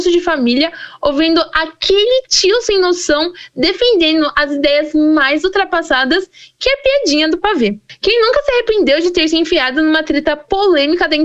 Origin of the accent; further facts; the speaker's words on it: Brazil; E de onde? Meu, eu só posso dizer que eu sou do Brasil.